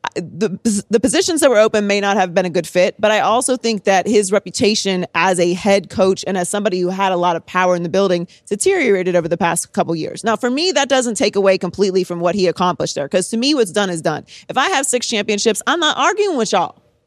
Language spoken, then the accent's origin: English; Pittsburgh, Pennsylvania, United States; I'm born and raised in Pittsburgh